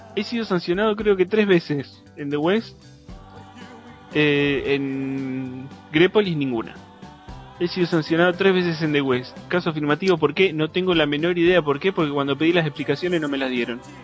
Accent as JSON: {"language": "Spanish", "country": "Argentina", "said": "soy, de Argentina"}